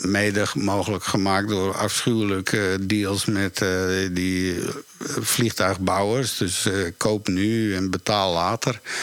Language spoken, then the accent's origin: Dutch; Woerden, Utrecht, Netherlands; moved away; also born or lived in New York; waar ik opgegroeid ben in Woerden, in Nederland